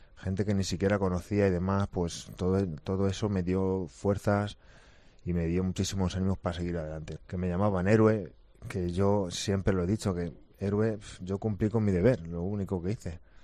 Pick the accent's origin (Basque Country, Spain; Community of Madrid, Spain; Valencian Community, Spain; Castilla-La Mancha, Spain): Castilla-La Mancha, Spain; Villasequilla; yo estoy viviendo ahora aquí en mi pueblo